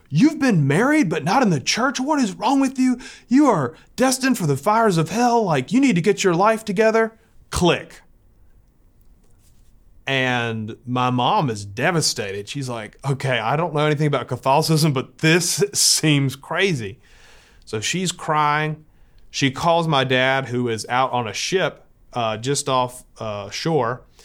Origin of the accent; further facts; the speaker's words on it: San Diego, California, United States; born there; I was born in San Diego at the Naval Hospital there.